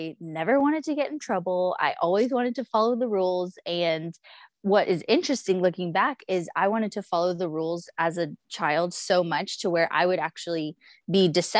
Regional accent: Dallas-Fort Worth area, Texas, United States; I always say I'm from the Dallas-Fort Worth area, even though we moved around a lot before

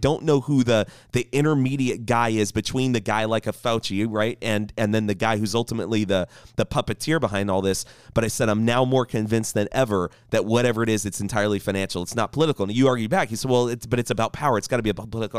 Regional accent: United States; I'm proud to be an American

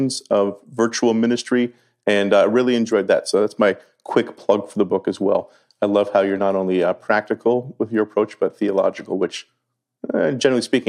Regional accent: Canada; also born or lived in New Jersey; now in United States; Us Canadians

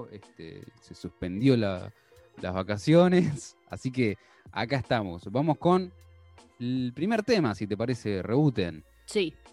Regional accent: Buenos Aires, Argentina; Y eso que sí somos porteños nosotros, boludo. Somos de, zona sur.

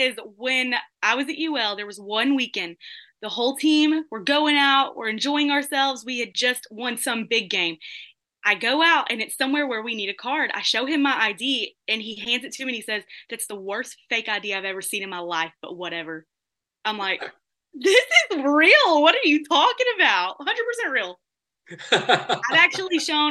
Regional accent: Vidor, Texas, United States; representing my hometown

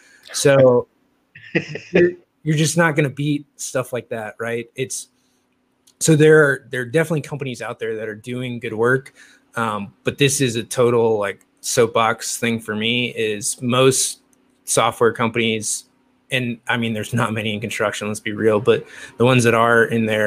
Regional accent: Midwest, United States; also born or lived in Louisville / Indianapolis; now in California, United States; I grew up for all intents and purposes in the Midwest, right? Like Louisville, Indy, like I grew up in the Midwest

